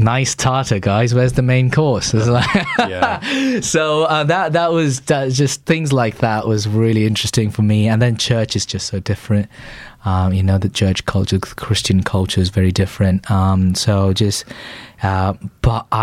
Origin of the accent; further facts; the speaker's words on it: Chennai, Tamil Nadu, India; moved away as an adult; now in England; I grew up in a place called Chennai in the southeast of India.